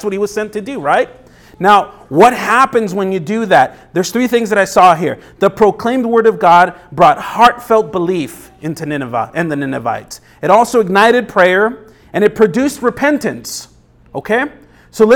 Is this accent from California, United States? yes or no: yes; Los Angeles, California, United States; now in Tucson, United States; Now, I came from Los Angeles. There's millions of people there, millions of people. And so Tucson, for me, was a small town compared to it, but my life in L.A. was nonstop.